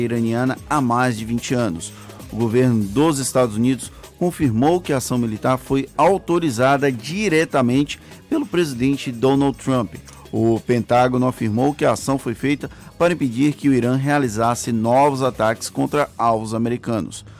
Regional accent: Bahia, Brazil; born or raised there; now in Salvador, Brazil

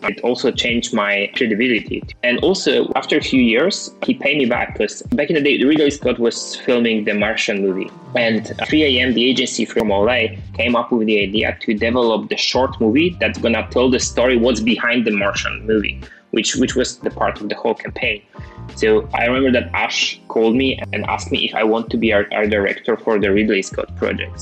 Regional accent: Wrocław, Lower Silesian Voivodeship, Poland; I was the guy from Wrocław, from a pretty small town, maybe not small, but like still, the guy from Poland

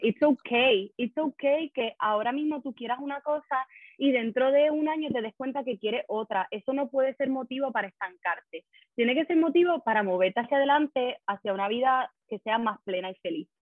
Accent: Puerto Rico; also born or lived in Madrid; now in Brussels, Belgium; yo soy de Puerto Rico también

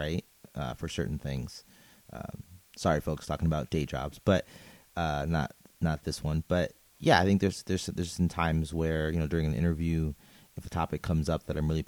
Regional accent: New York City, New York, United States; I am a New Yorker

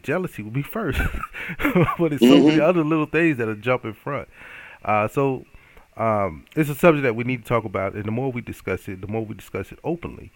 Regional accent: the South, United States; now in Omaha, United States; I'm from the South

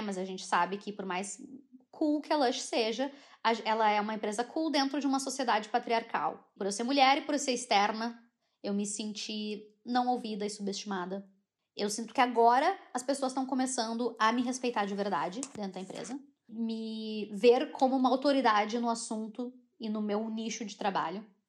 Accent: Brazil; accent: Brazilian; moved away as an adult; now in United Kingdom; eu sou brasileira, mas eu sou branca

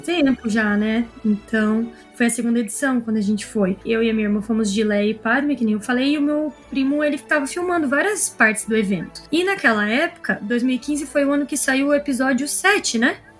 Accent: interior of Paraná, Brazil; eu moro bem longe de São Paulo, sou do interior do Paraná

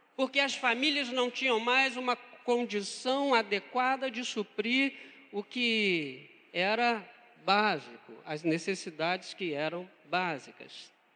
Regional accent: Niterói, Rio de Janeiro, Brazil; sou nascido, criado em Niterói

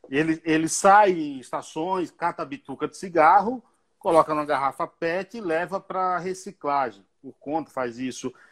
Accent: Northeast Region, Brazil; Minha única, é a minha única qualidade ser nordestino.

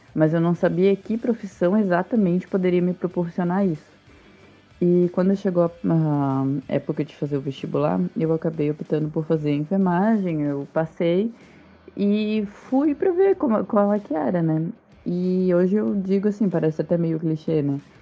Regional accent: Florianópolis, Santa Catarina, Brazil; moved away; na minha cidade natal, eu ia estar mais perto dos meus pais, da minha família, ia voltar realmente para minha cidade

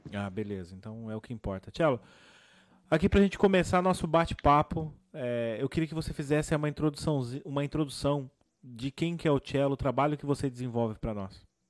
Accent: São Paulo, Brazil; Sou da Zona Sul aí de São Paulo. Sou de Santo Amaro, Capão Redondo

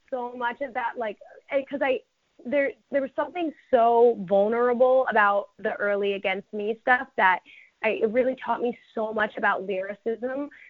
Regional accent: Connecticut, United States; because I grew up in Connecticut, like I grew up on the border of Connecticut and New York, like by Brewster, New York.

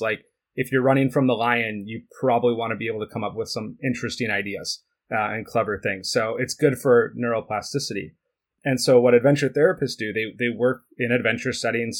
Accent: United States; also born or lived in Switzerland; dad's side of the family is Swiss, but I, I grew up in the United States.

